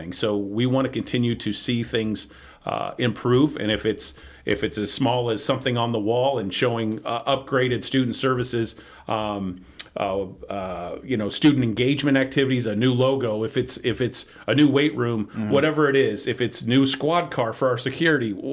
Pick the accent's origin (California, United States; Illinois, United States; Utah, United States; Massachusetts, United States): Illinois, United States; Elgin; So I grew up in Elgin, Illinois. It's about 40 minutes northwest of downtown Chicago